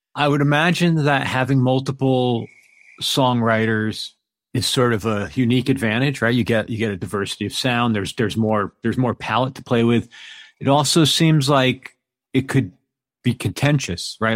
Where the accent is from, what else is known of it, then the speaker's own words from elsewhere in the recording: East Coast, United States; moved away as an adult; also born or lived in New York; now in Pacific Northwest, United States; I'm from the East Coast originally. I was in New York for about twenty years, and I'm actually in the Pacific Northwest now